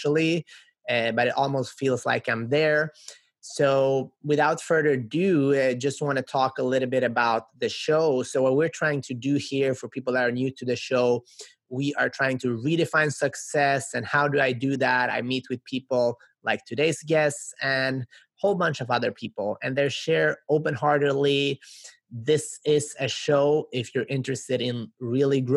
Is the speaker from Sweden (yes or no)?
yes; Sweden; now in United States; I grew up in Sweden to immigrant parents